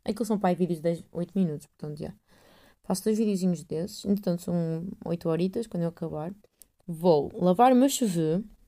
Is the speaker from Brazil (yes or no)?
no; north of Portugal / Aveiro, Portugal; accent: northern mixed with Aveiro; o meu sotaque é meio norte com Aveiro, com, é o que é, não sei bem o que é isto. Eu não falo a Porto